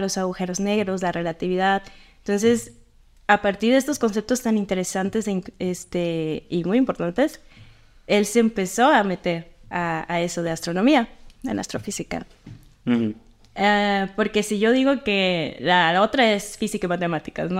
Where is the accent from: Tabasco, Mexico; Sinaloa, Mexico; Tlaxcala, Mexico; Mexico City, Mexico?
Sinaloa, Mexico; moved away; donde yo soy en Sinaloa, este, en mi pueblo